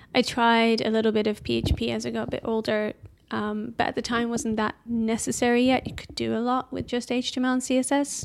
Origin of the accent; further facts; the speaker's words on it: Amsterdam, North Holland, Netherlands; moved away as an adult; also born or lived in Edinburgh, Scotland; now in London, United Kingdom; I lived in various places up until age five 'cause of my dad's work, and then we kinda settled back in, in Amsterdam. And we have, um, I don't know, just your typi-, typical, like, primary school and high school there.